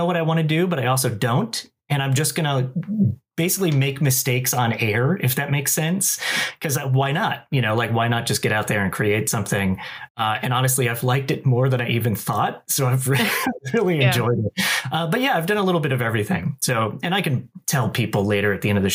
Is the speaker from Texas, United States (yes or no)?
no; Winter Haven, Florida, United States; moved away as an adult; now in Los Angeles, United States; I'm from Winter Haven in Polk County originally